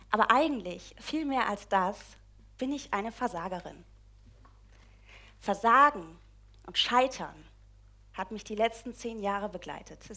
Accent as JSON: {"language": "German", "region": "East Germany", "country": "Germany", "said": "Ich komme ursprünglich aus der DDR, irgendwann landete ich im Schwabenland."}